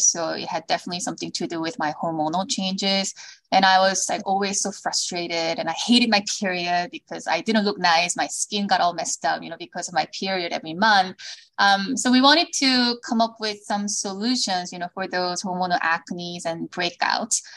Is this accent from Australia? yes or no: no; South Korea; moved away as an adult; also born or lived in Los Angeles; now in United States; I was born in Korea. I moved to the States when I was in middle school because of my father's job. Then moved back to Korea, went to college there